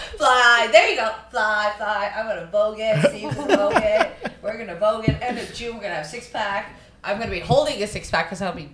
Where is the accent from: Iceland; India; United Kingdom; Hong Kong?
Hong Kong; growing up in Hong Kong